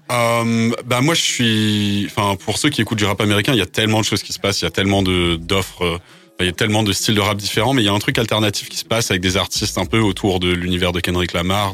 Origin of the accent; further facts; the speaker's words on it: Bagnols-sur-Cèze, Occitania, France; first language English; French is a second language; moved away as an adult; now in Paris, France; je suis né à Bagnoles-sur-Cèze dans le Gard, mais j'habite maintenant à Paris